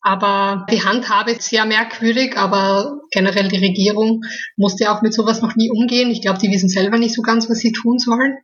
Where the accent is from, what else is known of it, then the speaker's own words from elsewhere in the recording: Styria, Austria; moved away; in meine Heimat kann, in die Steiermark